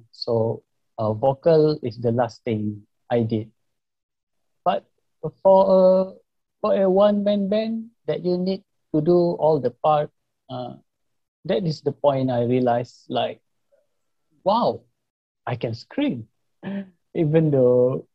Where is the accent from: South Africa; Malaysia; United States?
Malaysia; English is a second language; in Malaysia, we have to cope like 4 or 5 language here, because here we are using English, Bahasa, Chinese, you know, Mandarin